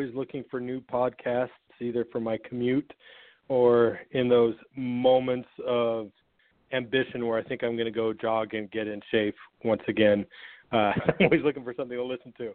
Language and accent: English; Sandy, Utah, United States; moved away as an adult; also born or lived in Atlanta, Georgia; I grew up in a suburb of Salt Lake City, Utah, and lived in the same house in the same neighborhood from birth up until the age of 19